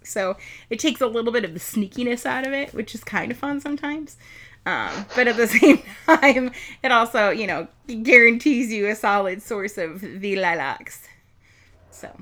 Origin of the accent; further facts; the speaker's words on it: Milwaukee, Wisconsin, United States; we come from Milwaukee